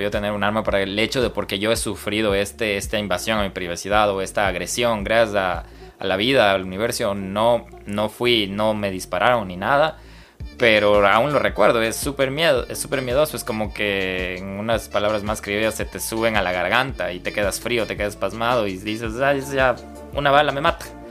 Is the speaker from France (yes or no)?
no; Ecuador; como ecuatoriano